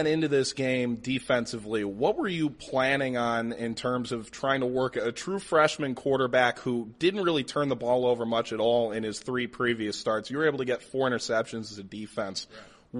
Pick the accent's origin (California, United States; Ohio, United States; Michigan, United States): Ohio, United States; Cleveland; I'm from the Cleveland area.